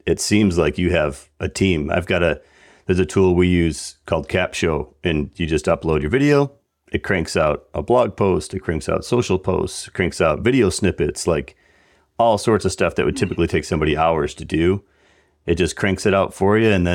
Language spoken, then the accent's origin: English; Buffalo, New York, United States; I grew up in Buffalo area, so Western New York